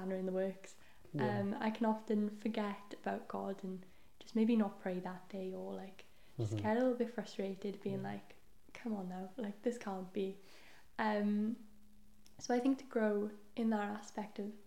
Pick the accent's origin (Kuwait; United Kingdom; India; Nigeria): United Kingdom; Wales; first language Welsh; English is a second language; my first language is Welsh, so I have a Welsh Bible